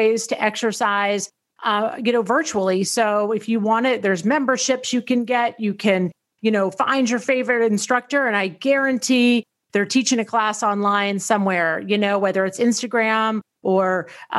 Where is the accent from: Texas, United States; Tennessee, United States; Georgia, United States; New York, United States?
Tennessee, United States; I grew up in Tennessee